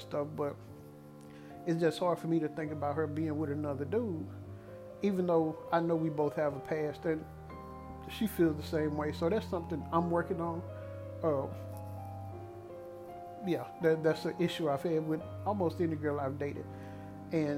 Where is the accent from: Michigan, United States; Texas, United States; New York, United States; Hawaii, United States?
Texas, United States; Dallas; my hometown team